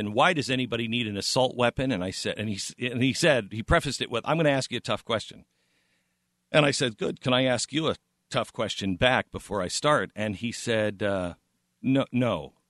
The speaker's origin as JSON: {"language": "English", "region": "Pacific Northwest", "country": "United States", "tie": "born or raised there", "said": "And I've always wanted to live in California. I grew up in the Pacific Northwest."}